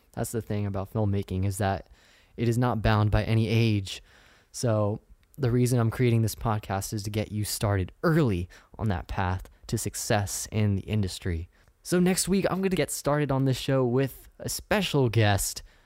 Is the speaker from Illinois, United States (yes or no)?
no; Sacramento, California, United States; moved away as an adult; now in San Diego, United States; I'm from Northern California. I'm from Sacramento.